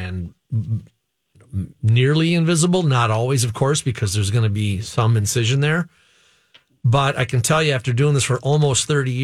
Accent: Cottage Grove, Minnesota, United States; I'm from here, as you know, Cottage Grove guy.

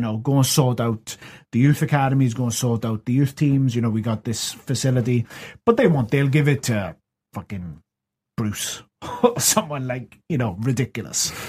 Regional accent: Wales, United Kingdom; as a Welshman

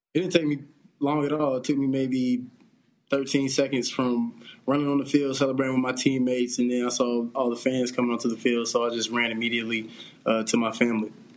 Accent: Greensboro, North Carolina, United States; I'm from Greensboro, North Carolina

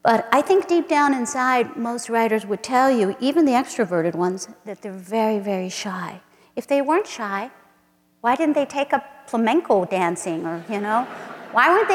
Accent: San Antonio, Texas, United States; my hometown in San Antonio

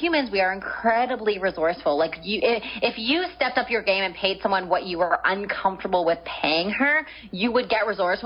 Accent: Canada; moved away as an adult; now in San Diego, United States; I'm Canadian. I had like a house and a car and my family and all of my belongings and my business and et cetera, et cetera. Everything was in Canada.

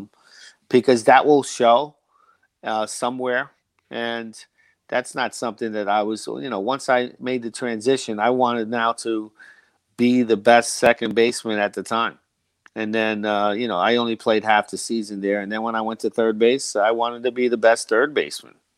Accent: United States; I'm from the New Jersey, New York area

